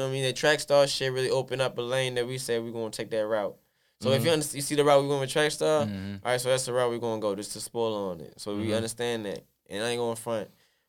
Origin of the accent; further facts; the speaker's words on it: New York, United States; moved away as an adult; also born or lived in Atlanta / California; I grew up in New York